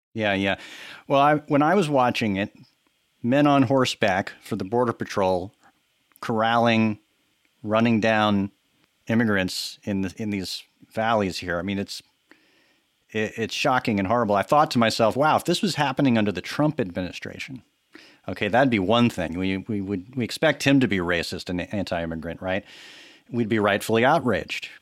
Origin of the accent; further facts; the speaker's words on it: Texas, United States; now in New York, United States; I'm from Texas. I grew up there